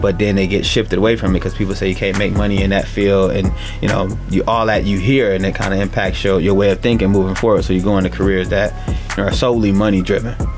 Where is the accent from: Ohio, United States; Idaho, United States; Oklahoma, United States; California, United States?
Ohio, United States; Cleveland; I'm an East Sider, so I grew up on the East Side of town in Cleveland.